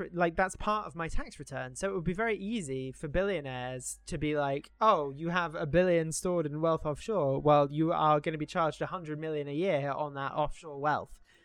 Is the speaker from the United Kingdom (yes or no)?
yes; United Kingdom; now in United States; as a Brit living here, I have to declare all of my foreign assets